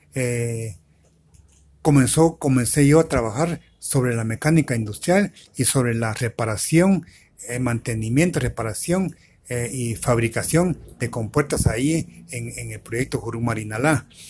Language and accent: Spanish; Guatemala; éramos 10 diez, diez chapinas